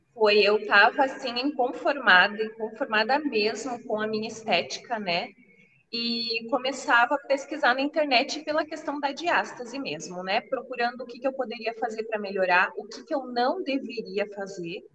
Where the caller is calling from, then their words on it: Porto Xavier, Rio Grande do Sul, Brazil; eu falo do Rio Grande do Sul, de Porto Xavier